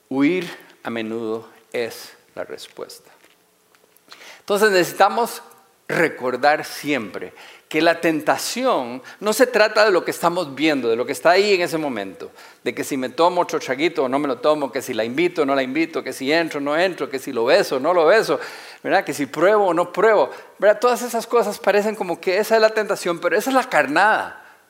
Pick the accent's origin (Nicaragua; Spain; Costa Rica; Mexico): Costa Rica; Todos tenemos una Biblia en la casa porque nacimos en Costa Rica